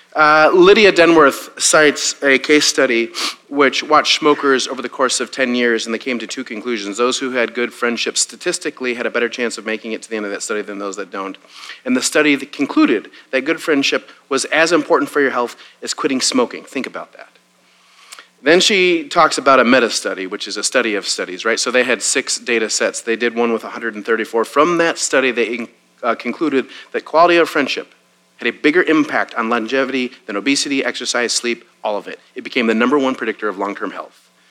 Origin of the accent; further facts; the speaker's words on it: Wisconsin, United States; now in Waco, United States; I grew up in Wisconsin.